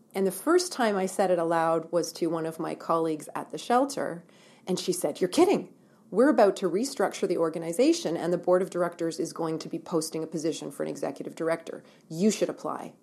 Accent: Ontario, Canada; moved away as an adult; also born or lived in Ottawa / Halifax, Nova Scotia / Vancouver; now in Kelowna, Canada; I'm born and raised in Ontario, and lived there

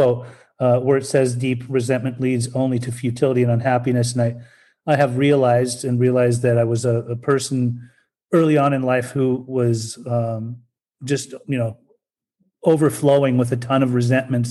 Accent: Salt Lake City, Utah, United States; also born or lived in Germany; I'm Persian. I was born in Germany and raised in Salt Lake City, Utah

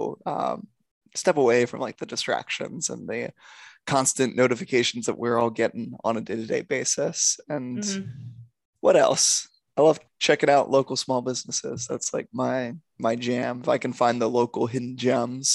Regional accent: Silver Spring, Maryland, United States; moved away as an adult; also born or lived in Delaware; now in Los Angeles, United States; I am from Silver Spring, Maryland, just outside of DC

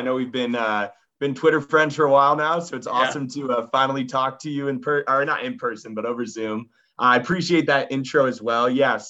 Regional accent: San Diego, California, United States; we grew up in San Diego

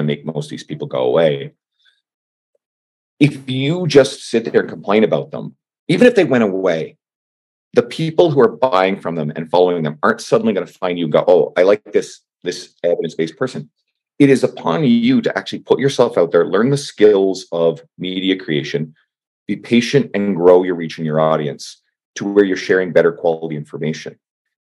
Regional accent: St. John's, Newfoundland and Labrador, Canada; I'm from St. John's, Newfoundland

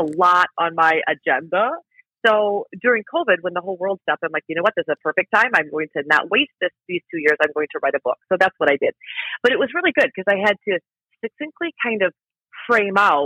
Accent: Iowa, United States; now in Chicago, United States; I grew up in Iowa, both of my parents are teachers

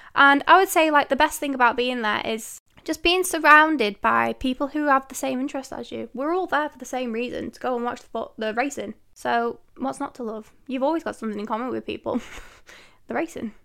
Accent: Manchester, North West England, United Kingdom; I am from the United Kingdom. Manchester way to be precise.

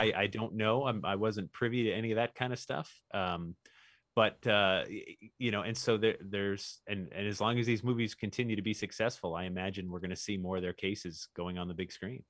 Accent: Newtown, Connecticut, United States; I grew up in Newtown, Connecticut

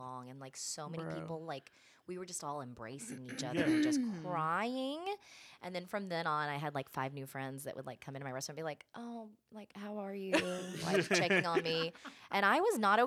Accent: Alabama, United States; now in Los Angeles, United States; I am from Alabama

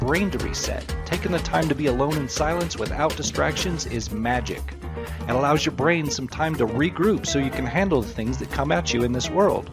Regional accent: Farmington, United States; I grew up in town in Farmington here

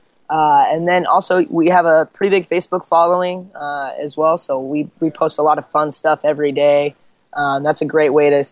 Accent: Eastern Washington, United States; also born or lived in Seattle / Southern California; I grew up over in Eastern Washington hunting and fishing and that sort of thing

